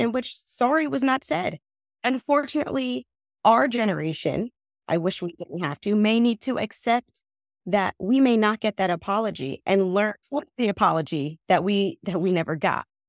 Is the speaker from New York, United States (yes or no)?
no; New Jersey, United States; also born or lived in Trinidad (family origin); I am a first generation American. My family is from Trinidad, um, and I was born here in New Jersey